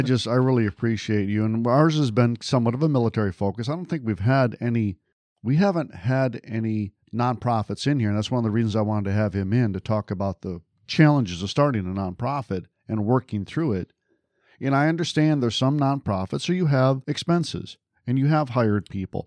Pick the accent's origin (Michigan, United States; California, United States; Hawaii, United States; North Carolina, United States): Michigan, United States; just outside of Detroit; I grew up just outside of Detroit